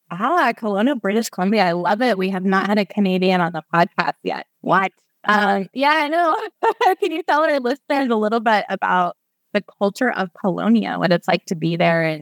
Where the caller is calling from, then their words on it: Roatan, Bay Islands, Honduras; I'm your host … calling in from Roatan, Honduras, where I run FPS and host this podcast.